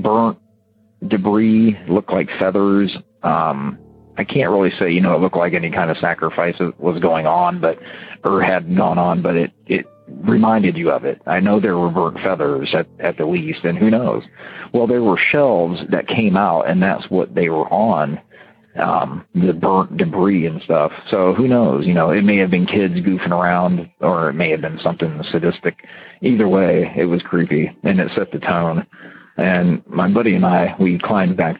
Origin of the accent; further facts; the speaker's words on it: Ohio, United States; I was from Ohio